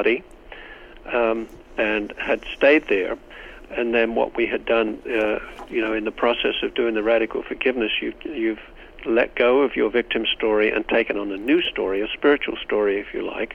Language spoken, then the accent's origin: English; England, United Kingdom; now in United States; I come from Great Britain